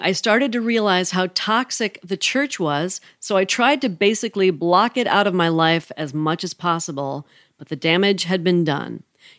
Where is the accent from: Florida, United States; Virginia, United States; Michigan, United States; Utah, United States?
Utah, United States; To give background on me, I grew up in Utah